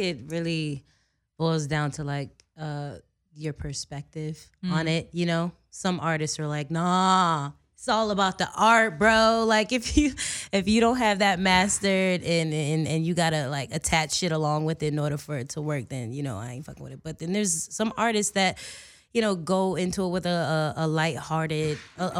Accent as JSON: {"language": "English", "region": "Virginia", "country": "United States", "said": "because, you know, I'm somewhat of a country girl. I'm from Virginia. All I know is, like, Virginia."}